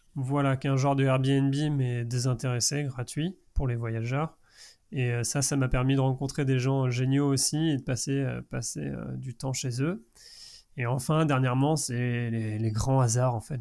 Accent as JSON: {"language": "French", "town": "Angers", "region": "Pays de la Loire", "country": "France", "said": "de là où je venais, de, danger. d'Angers"}